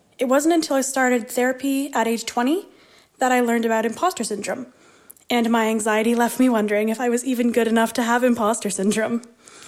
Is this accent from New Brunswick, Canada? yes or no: no; Ottawa, Ontario, Canada; I'm from Ottawa, Ontario.